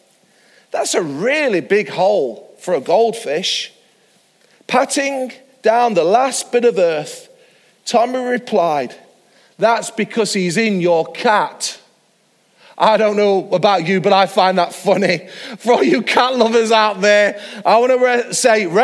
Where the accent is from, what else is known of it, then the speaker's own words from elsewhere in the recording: Mansfield, East Midlands, United Kingdom; Mansfield, my hometown